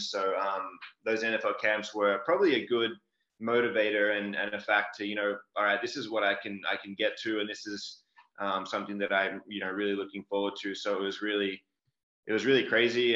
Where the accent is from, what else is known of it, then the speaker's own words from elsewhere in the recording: Melbourne, Victoria, Australia; moved away as an adult; I grew up in Australia, uh, down in Melbourne, um, pretty big city